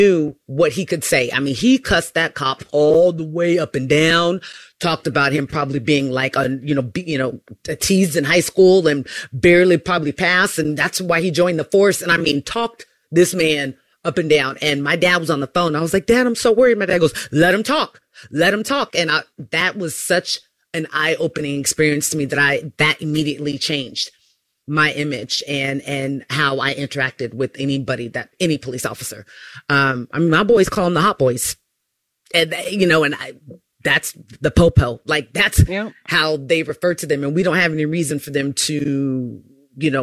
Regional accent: Elk Grove, California, United States; growing up in Elk Grove

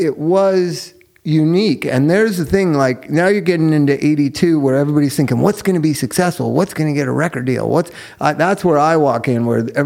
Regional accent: Los Angeles, California, United States; I'm from East L.A.

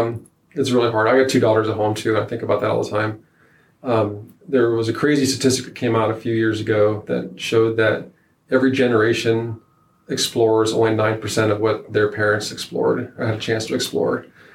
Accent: Nebraska, United States; No. And I take that as something that, so Northeast Nebraska, there's ducks everywhere, right?

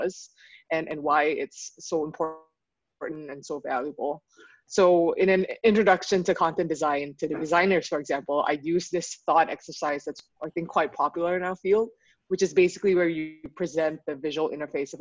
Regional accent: Singapore; moved away as an adult; now in Vancouver, Canada; I am currently in Vancouver, BC, but I am originally from Singapore.

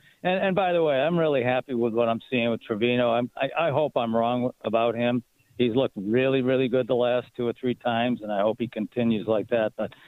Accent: Boston, Massachusetts, United States; moved away; I'm from Boston, all right?

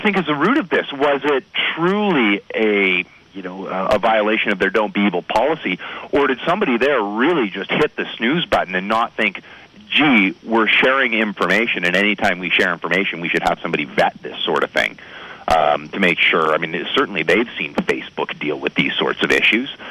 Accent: Canada; I am Canadian

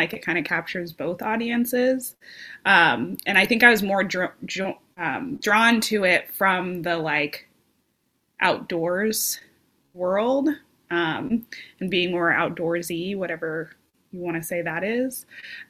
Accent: Las Vegas, Nevada, United States; moved away; I was born and raised in Las Vegas, Nevada

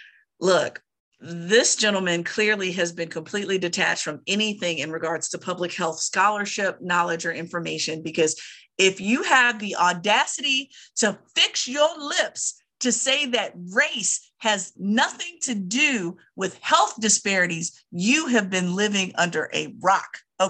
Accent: Virginia, United States; I have another hell nah, as usual, from my home state of Virginia

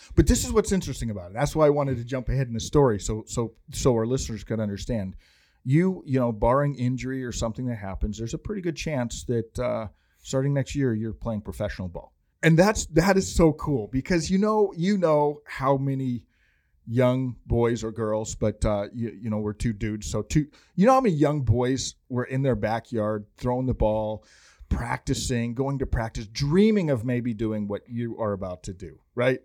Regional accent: Montana, United States; moved away; I'm from Montana originally

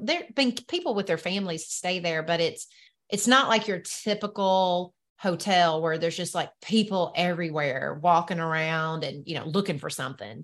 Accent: the South, Southern United States, United States; accent: Southern; my Southern accent

